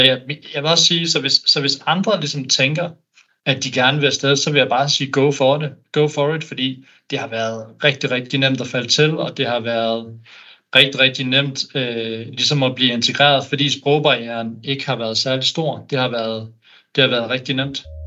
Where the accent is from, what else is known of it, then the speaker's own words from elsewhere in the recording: Denmark; also born or lived in Sydney, Australia; som dansker